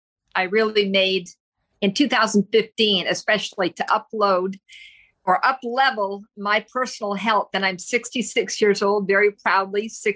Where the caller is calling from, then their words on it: Tampa, Florida, United States; I'm speaking from Tampa, Florida